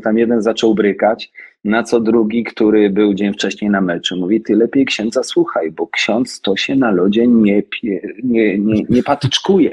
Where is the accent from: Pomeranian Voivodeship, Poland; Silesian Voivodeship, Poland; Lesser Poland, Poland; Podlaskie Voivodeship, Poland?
Lesser Poland, Poland; Oświęcim; Ja wychowałem się w Oświęcimiu